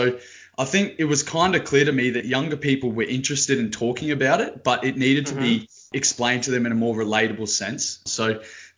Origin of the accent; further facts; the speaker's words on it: Brisbane, Queensland, Australia; I'm from Brisbane